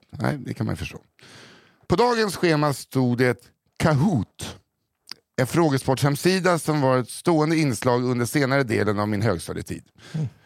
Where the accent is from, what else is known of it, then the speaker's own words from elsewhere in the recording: Norrland, Sweden; Historien jag har för er idag utspelar sig på tiden då jag gick högstadiet i min hemstad. En mellanstor stad någonstans i Norrland.